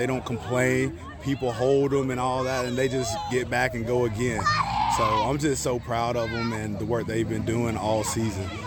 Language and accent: English; Dade City, Florida, United States; I was born here in Dade City.